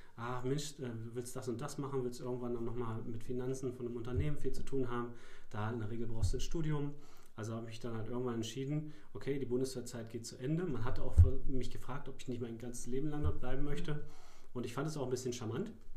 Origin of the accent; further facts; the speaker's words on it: Mittenwalde, Brandenburg, Germany; Ich habe bei der Sparhandels AG äh, in meiner Heimat in Mittenwalde, also auch im Landkreis Darm-Spree